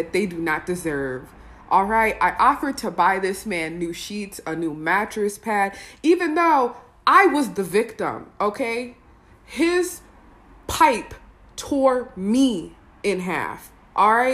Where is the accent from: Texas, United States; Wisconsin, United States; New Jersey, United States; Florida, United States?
Wisconsin, United States; I'm from Wisconsin